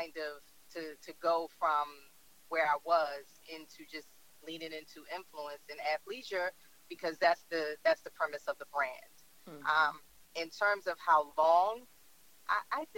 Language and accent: English; Philadelphia, Pennsylvania, United States; I am from Philly, born and raised